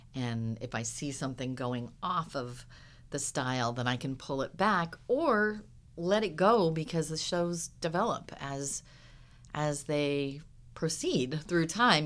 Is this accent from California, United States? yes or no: yes; Huntington Beach, California, United States; I grew up, like I said, well, down by the beach in Huntington Beach